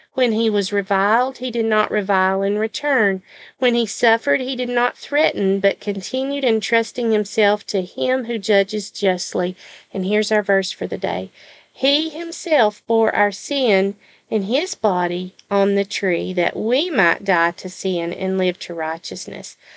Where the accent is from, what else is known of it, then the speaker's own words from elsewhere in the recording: the South, United States; accent: southern; my southern accent